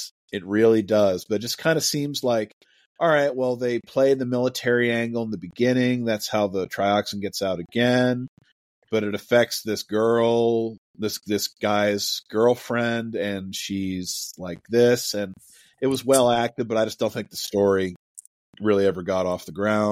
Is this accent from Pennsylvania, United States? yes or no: yes; Pennsylvania, United States; filmed in my hometown